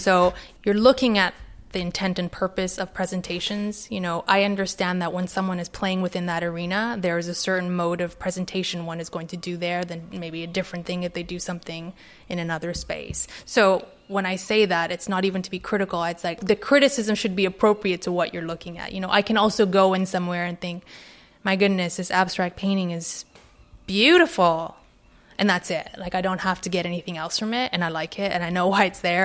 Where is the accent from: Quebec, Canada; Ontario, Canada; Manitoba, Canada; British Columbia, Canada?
British Columbia, Canada; Vancouver; now in London, United Kingdom; I grew up in Vancouver.